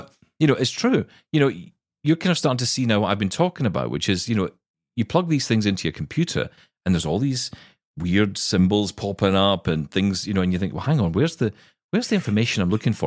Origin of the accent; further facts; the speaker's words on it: Glasgow, Scotland, United Kingdom; I am Scottish and it is in my blood.